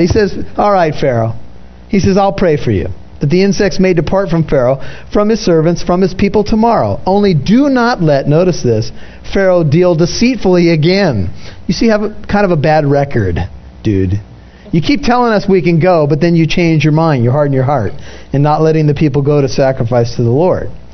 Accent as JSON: {"language": "English", "country": "United States", "said": "I'm an American"}